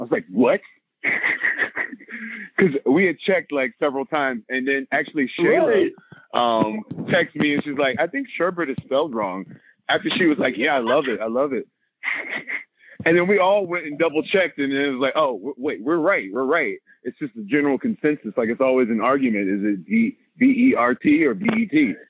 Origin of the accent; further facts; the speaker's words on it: Ocala, Florida, United States; moved away as an adult; also born or lived in Washington, D.C. / New York; I grew up in Ocala, Florida. Podunk town in the middle of the swamp. Central Florida, like... Yeah, in the middle of nowhere out there. It was actually a beautiful experience growing up there. Small town life is great